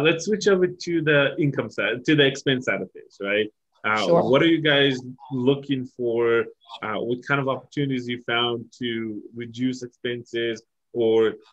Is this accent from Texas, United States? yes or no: yes; Texas, United States; we're from Texas